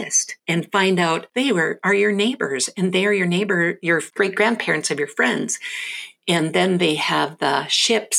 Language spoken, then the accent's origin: English; North Dakota, United States; I'm born and raised in North Dakota, just below the Canadian border